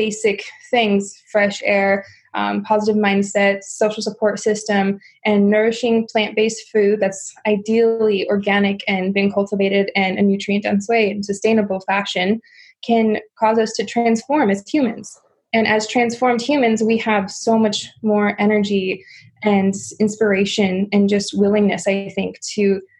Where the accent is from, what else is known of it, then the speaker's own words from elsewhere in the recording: Midwest, United States; simply because I come from a very standard American lifestyle. I grew up in the Midwest.